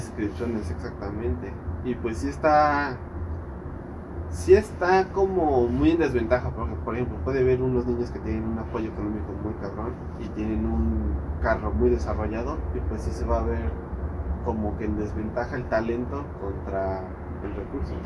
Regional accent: Mexico City, Mexico; moved away as an adult; now in Querétaro, Mexico; soy originario de la Ciudad de México. Este. Pero pues me vine aquí a Querétaro

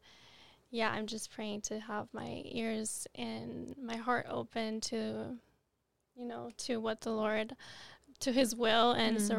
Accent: Nogales, Sonora, Mexico; moved away; I was born in Nogales, Arizona, raised in Nogales, Sonora

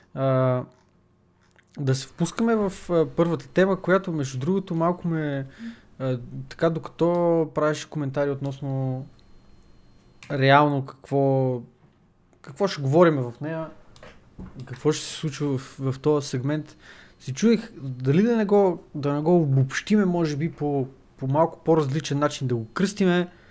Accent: Bulgaria; ние нали, сме българи

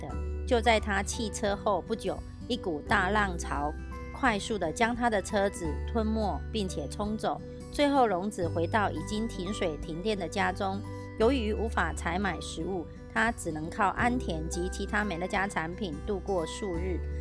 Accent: Miaoli, Miaoli County, Taiwan

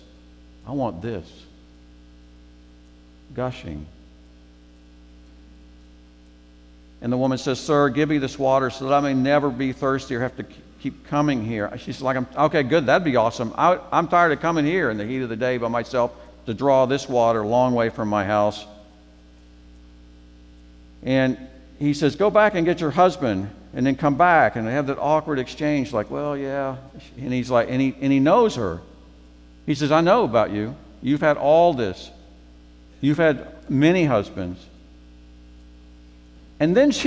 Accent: Memphis, Tennessee, United States; moved away; Mike Barton and I are from Memphis

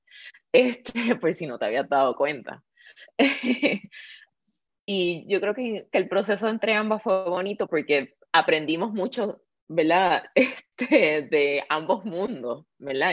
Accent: Puerto Rico; Yo nací en Puerto Rico y me crié con esa abuela.

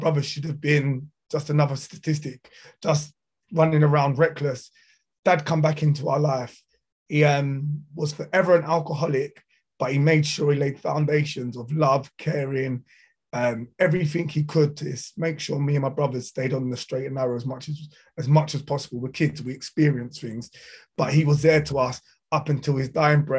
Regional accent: South Croydon, London, United Kingdom; I'm from South Croydon

